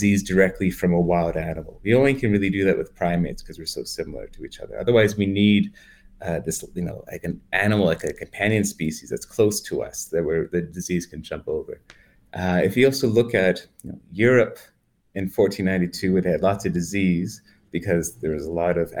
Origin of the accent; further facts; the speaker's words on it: Canada; I'm Canadian